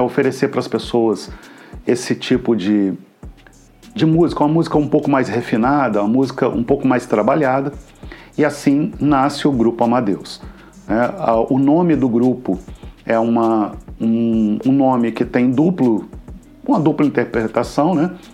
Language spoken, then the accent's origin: Portuguese; Juiz de Fora, Minas Gerais, Brazil; moved away as an adult; now in Cabo Frio, Brazil; Eu venho de Minas Gerais, sou oriundo das Minas Gerais, de Juiz de Fora